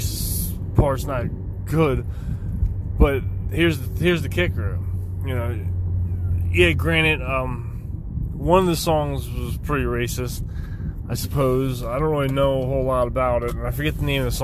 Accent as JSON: {"language": "English", "area": "outside Philadelphia", "region": "Pennsylvania", "country": "United States", "said": "I'm from Pennsylvania, right outside of Philadelphia, about, 45 minutes or so, give or take on traffic"}